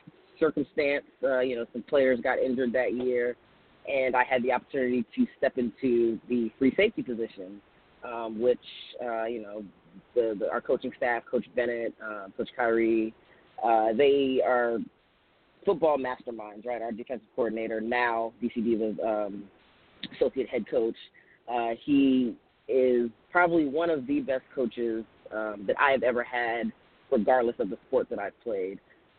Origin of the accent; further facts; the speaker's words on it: Nigeria; born there; I had dual citizenship. I was born in Nigeria. So I got to play for Nigeria in the FIBA World Games